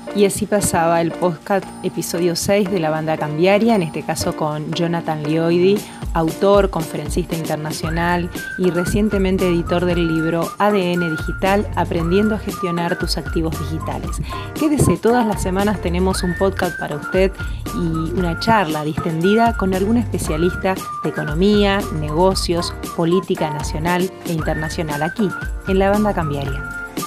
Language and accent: Spanish; Argentina; un país eh, como la Argentina